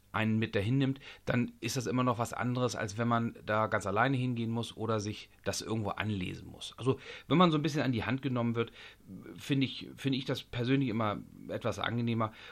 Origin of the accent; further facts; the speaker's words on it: Lower Saxony, Germany; Ich bin seinerzeit aus Niedersachsen nach Schleswig-Holstein gezogen